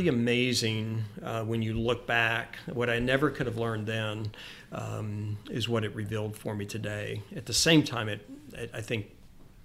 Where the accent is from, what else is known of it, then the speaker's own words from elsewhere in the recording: Memphis, Tennessee, United States; I grew up in Memphis.